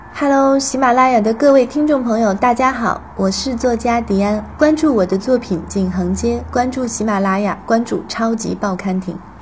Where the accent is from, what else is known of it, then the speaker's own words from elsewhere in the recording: Taiyuan, Shanxi, China; now in Beijing, China; 很像我的家乡，很像太原，然后那个北方的工业城市